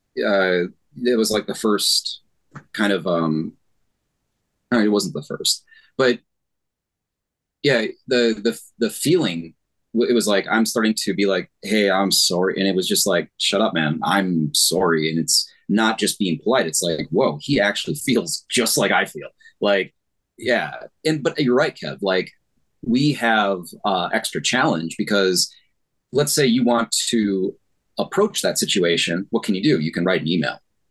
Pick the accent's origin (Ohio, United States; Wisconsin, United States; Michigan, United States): Wisconsin, United States; Northeastern; born or raised there; moved away as an adult; now in Korea